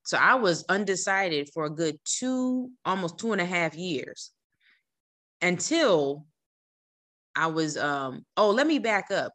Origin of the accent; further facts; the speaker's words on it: New Jersey, United States; moved away as an adult; I'm from New Jersey